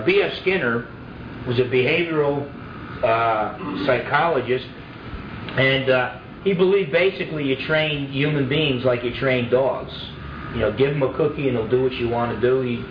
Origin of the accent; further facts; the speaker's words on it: New Jersey, United States; a Roman Catholic kid growing up in New Jersey